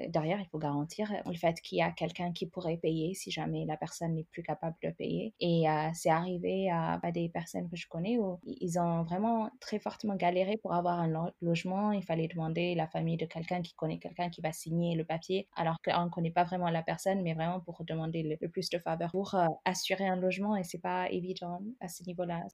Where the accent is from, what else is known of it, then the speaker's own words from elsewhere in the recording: Ethiopia; moved away as an adult; now in France; Je viens de l'Éthiopie. Je suis arrivée à, à, presque 18 ans pour faire mes études, mais à la base, je suis euh, donc éthiopienne